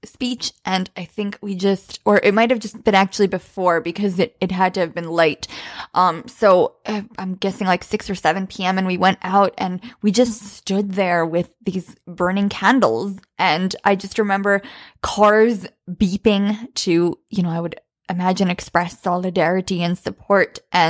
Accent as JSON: {"language": "English", "country": "Bosnia & Herzegovina", "second_language": "English", "moved": "yes", "said": "we're immigrants from Bosnia, and you know, there was a war there as well in the early 90s when we came."}